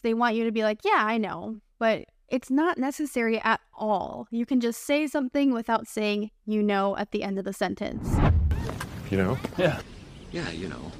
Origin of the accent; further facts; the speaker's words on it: United States; I'm your American English teacher friend.